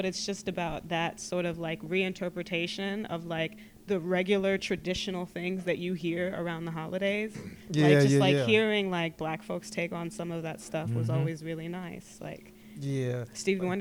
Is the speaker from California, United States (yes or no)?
no; Texas, United States; moved away; I spent a lot of time growing up in Texas